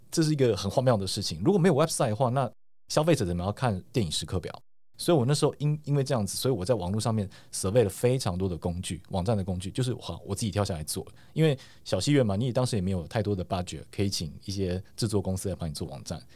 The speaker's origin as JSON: {"language": "Chinese", "country": "Taiwan", "said": "我是我从台湾来"}